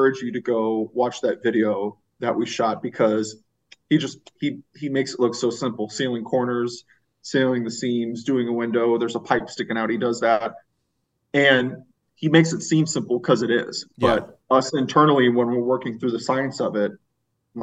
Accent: St. Louis, Missouri, United States; moved away; I'm originally from the St. Louis area

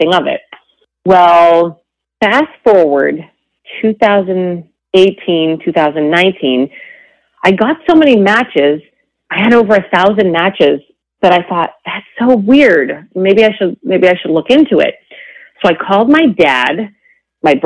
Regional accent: New England, United States; also born or lived in Canada; I am from New England, but I was born in Canada

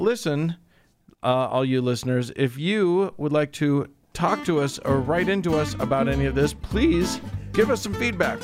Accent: United States

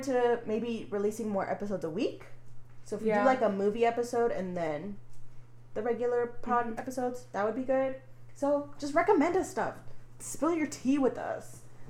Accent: near Plano, Texas, United States; this comes from my home state. Texas, but it happened in Plano, and it's, like, close to where I grew up

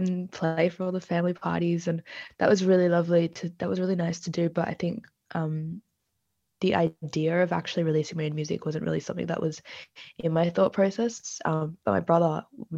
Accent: Australia; Born in Australia, I'm from Australia, South Asian background.

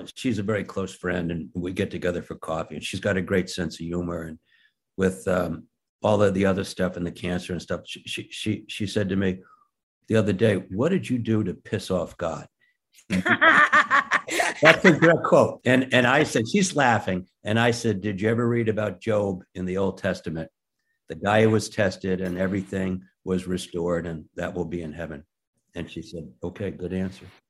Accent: Rye, New York, United States; We grew up in Rye outside Manhattan

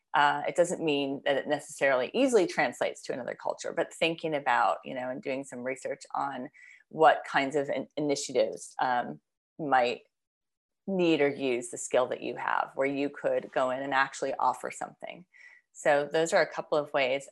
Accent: United States; as an American, as a Westerner

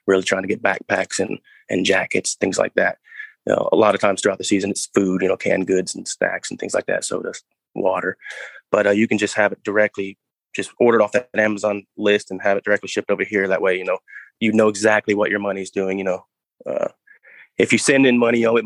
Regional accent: Texas, United States; My dad stayed in Texas

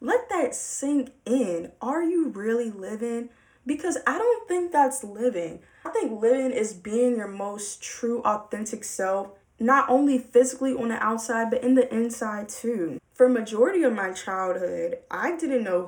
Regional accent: Baltimore, Maryland, United States; I'm from Baltimore

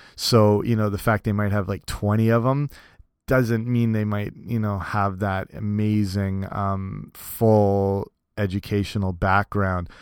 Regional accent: Canada; also born or lived in Cambridge, Ontario; in my hometown here in, in Canada, I work for some bigger clubs

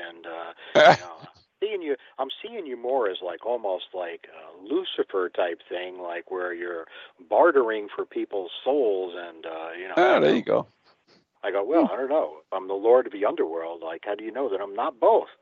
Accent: Westchester, New York, United States; I grew up in Westchester, New York, right down the road from Sleepy Hollow.

